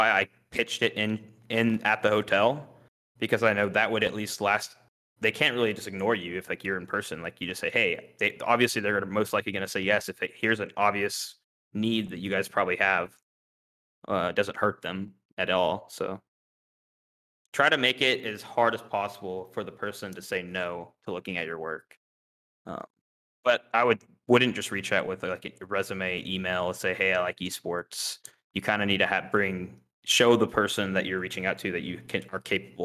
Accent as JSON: {"language": "English", "town": "Houston", "region": "Texas", "country": "United States", "tie": "born or raised there", "moved": "yes", "said": "I grew up in Houston"}